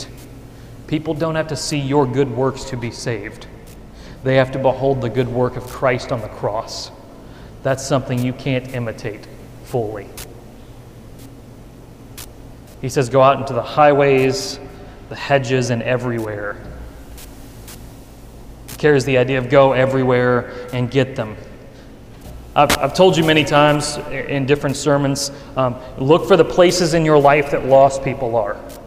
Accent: the Bible Belt, United States; It was in my hometown

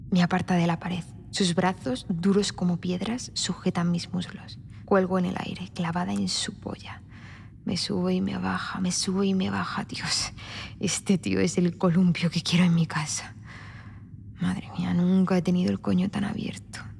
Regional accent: Spain; Ah, Tanto se nota que soy española.

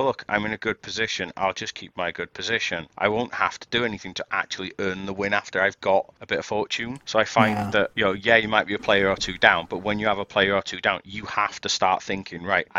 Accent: United Kingdom; I'm British.

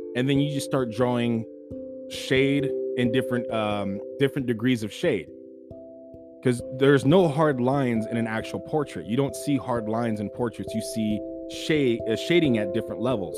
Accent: California, United States; I'm born and raised in California.

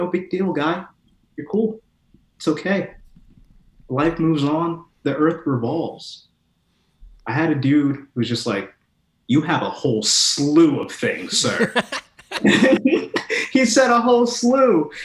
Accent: Midwest, United States; now in Los Angeles, United States; I'm from the Midwest

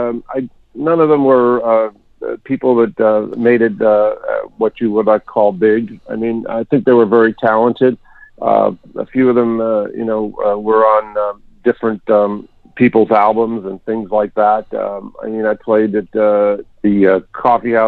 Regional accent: New York, United States; moved away; also born or lived in Pennsylvania; I was born in New York and raised there, but I was living in Pennsylvania

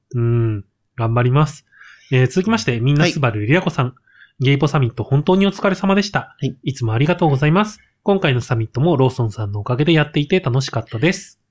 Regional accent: Gunma, Japan; moved away; 僕も方言のあんまり強くない地域で育った

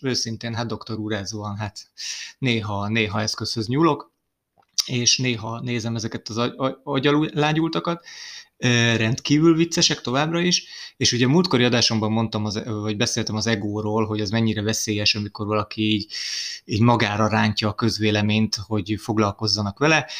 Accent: Hungary; ide születtem

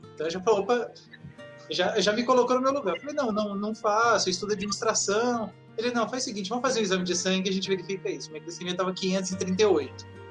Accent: Brasília, Federal District, Brazil; sou de Brasília, tenho 42 anos

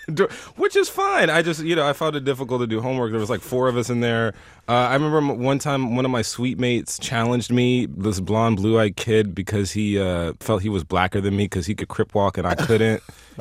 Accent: the South, United States; I'm from the South, so I say y'all.

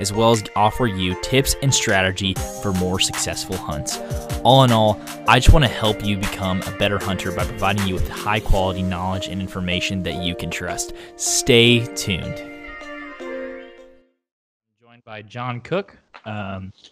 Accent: Oklahoma, United States; moved away as an adult; now in Austin, United States; I'm from Oklahoma originally. Right. I just moved down to Texas just a few weeks ago, actually

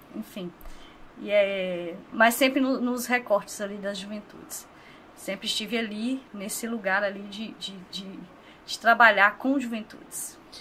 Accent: Governador Valadares, Minas Gerais, Brazil; eu sou nascida aqui, criada em Governador Valadares

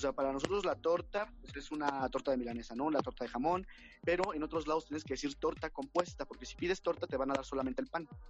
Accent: Mexico; nosotros como mexicanos

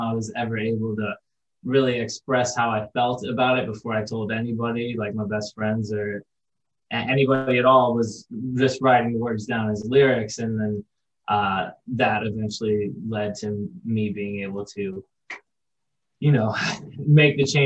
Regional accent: Florida, United States; we're from Florida

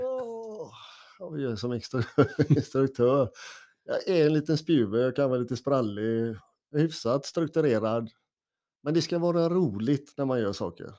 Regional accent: Gothenburg, Västra Götaland, Sweden; now in Norrtälje, Sweden; jag är en kille från Göteborg ursprungligen

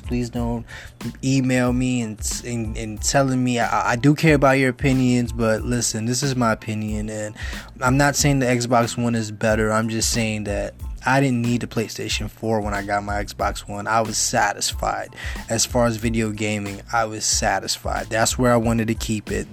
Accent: New York City, New York, United States; I'm originally from the Bronx. I grew up in the Bronx.

